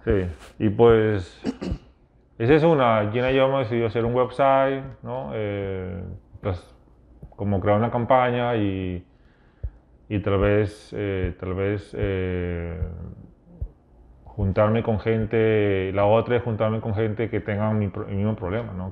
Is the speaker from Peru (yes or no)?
yes; Peru; moved away; yo vengo de Perú